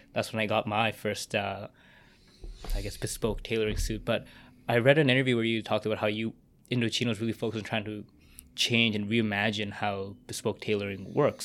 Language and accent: English; Vancouver, British Columbia, Canada; my hometown here in Vancouver